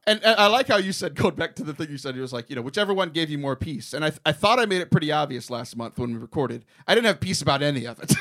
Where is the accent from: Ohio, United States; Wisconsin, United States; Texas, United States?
Texas, United States; also born or lived in Houston; we're Texan